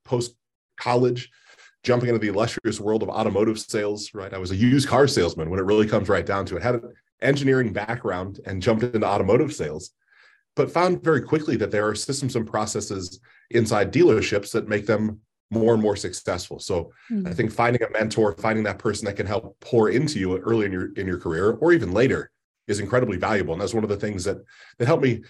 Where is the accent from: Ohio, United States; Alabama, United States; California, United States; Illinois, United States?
Ohio, United States; I'm a basic guy from the Midwest. I'm born and raised in Ohio in different parts.